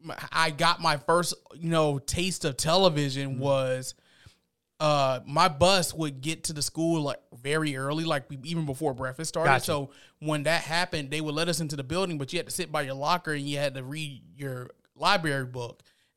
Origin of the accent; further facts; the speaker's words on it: Columbus, Georgia, United States; I'm from Columbus, grew up, born and raised. So I went to East Columbus Magnet Academy over on the east side off of Georgetown Drive.